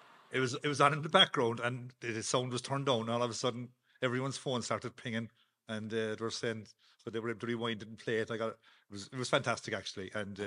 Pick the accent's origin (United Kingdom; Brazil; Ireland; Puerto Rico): Ireland; Cork, Munster; Yeah, I grew up around the Lock area, the south side really, off Maddlefarm Road, in Glasheen, with the Glass School in Glasheen, National School.